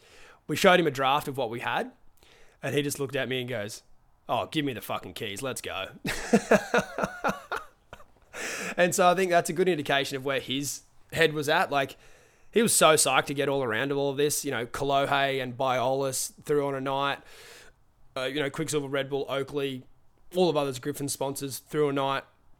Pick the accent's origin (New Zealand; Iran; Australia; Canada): New Zealand; I'm actually a Kiwi.